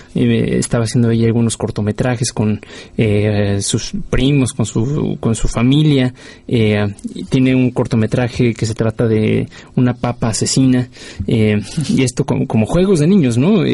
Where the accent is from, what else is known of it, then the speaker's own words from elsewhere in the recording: Mexico; del cine en mi país.